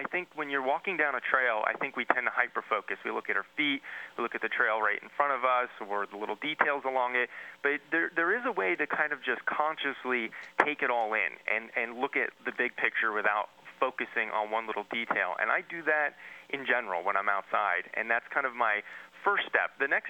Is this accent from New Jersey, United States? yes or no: yes; New Jersey, United States; I grew up in New Jersey.